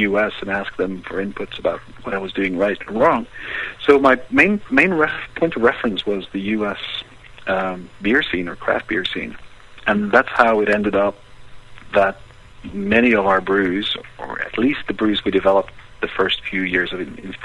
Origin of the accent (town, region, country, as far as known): Norway